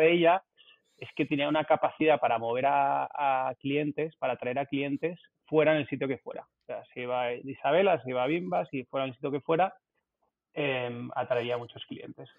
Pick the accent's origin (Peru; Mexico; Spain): Spain; Barcelona, Catalonia; also born or lived in south of England; Vivo y nací en Barcelona